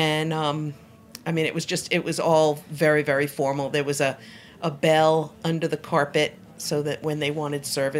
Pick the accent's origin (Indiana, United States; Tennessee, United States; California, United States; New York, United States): New York, United States; now in Georgia, United States; I'm actually from New York